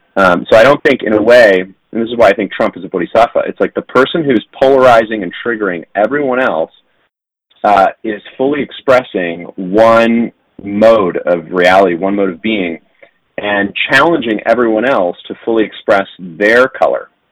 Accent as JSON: {"language": "English", "town": "San Diego", "region": "California", "country": "United States", "tie": "born or raised there", "said": "I grew up in San Diego, uh, which is a very strange place to grow up"}